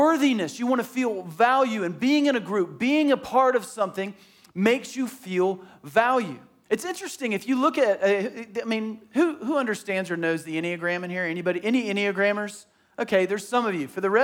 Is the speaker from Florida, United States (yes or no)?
yes; Tallahassee, Florida, United States; I grew up in Tallahassee and it was hilly